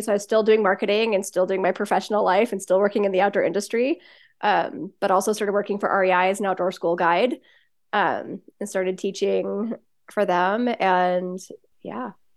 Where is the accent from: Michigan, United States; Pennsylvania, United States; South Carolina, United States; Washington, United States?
Washington, United States; born or raised there; also born or lived in Southern California; now in Bend, United States